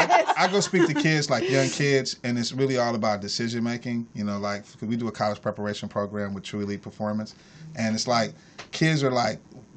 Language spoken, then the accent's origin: English; Bay Area, California, United States; I'm from the Bay Area. My grandmother fed the homeless there for 37 years, so I came from that type of origin, Church of God in Christ type of stuff.